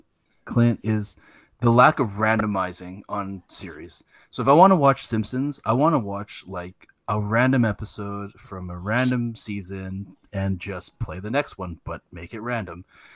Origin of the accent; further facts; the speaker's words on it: Canada; Even as a Canadian